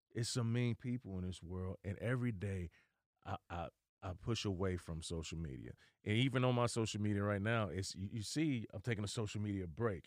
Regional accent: Dayton, Ohio, United States; moved away; I'm originally from Dayton, Ohio. I was home visiting my family

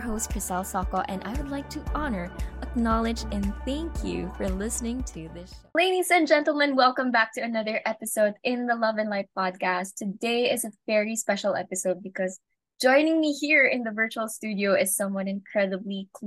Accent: Singapore; We grew up together in Singapore

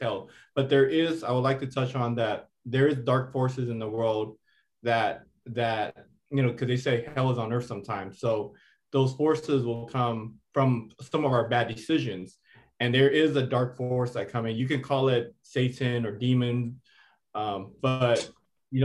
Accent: Seattle, Washington, United States; I grew up in the Seattle Housing Projects

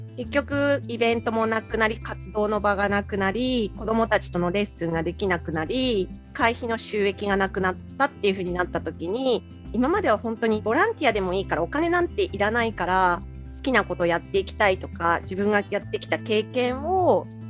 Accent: Iwaki, Fukushima, Japan; accent: Iwaki dialect; also born or lived in Tokyo / Koriyama / Sendai; いわき弁

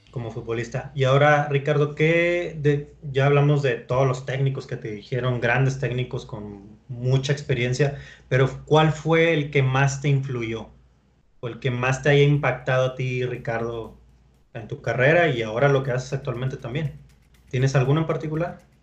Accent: Monterrey, Nuevo León, Mexico; la, gente acá de, Monterrey

